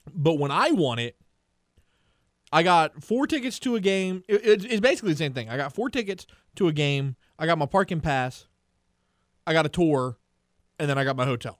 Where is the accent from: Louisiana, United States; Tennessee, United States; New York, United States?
Louisiana, United States; South; growing up in South Louisiana and not having a South Louisiana last name